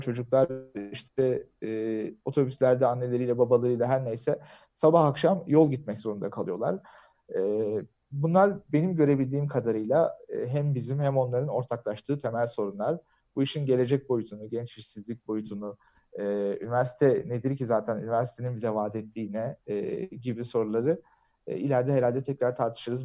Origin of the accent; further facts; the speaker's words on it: Bursa, Turkey; ben de Bursalıyım